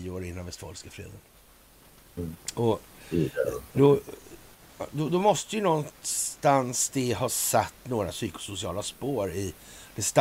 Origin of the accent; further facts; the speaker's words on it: Sweden; som svensk